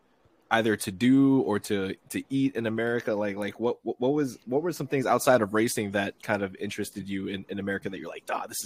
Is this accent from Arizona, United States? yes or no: no; New York, United States; also born or lived in West Palm Beach, Florida; What the hell did you do in my hometown?